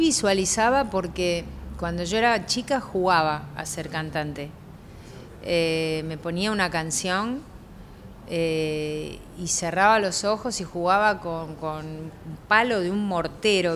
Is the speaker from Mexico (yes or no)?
no; Lanús, Buenos Aires Province, Argentina; moved away; cuando era chica y cuando vivía en Lanús